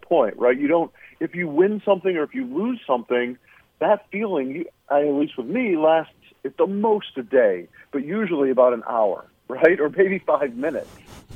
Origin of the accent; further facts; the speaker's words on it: Flint, Michigan, United States; moved away as an adult; also born or lived in San Francisco; I grew up in Flint, Michigan, where much of the movie is based.